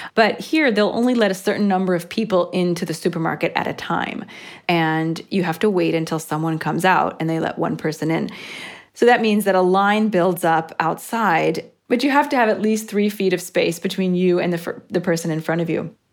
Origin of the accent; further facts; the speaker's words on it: United States; now in Rome, Italy; I'm an American citizen living in Rome, Italy for the past 15 years